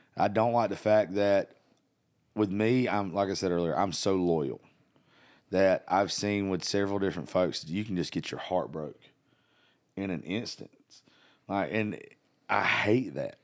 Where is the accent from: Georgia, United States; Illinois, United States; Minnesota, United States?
Georgia, United States; South; I grew up in South Georgia.